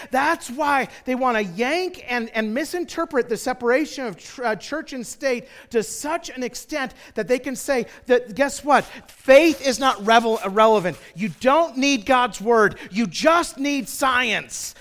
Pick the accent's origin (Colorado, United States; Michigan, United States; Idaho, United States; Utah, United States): Idaho, United States; Twin Falls; I grew up in Twin Falls, Idaho